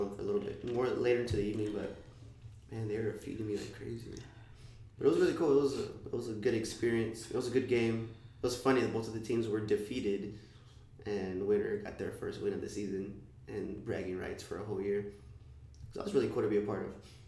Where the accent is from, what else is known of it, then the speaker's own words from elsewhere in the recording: San Antonio, Texas, United States; I'm from the West Side, so I grew up off of the Chili Bowl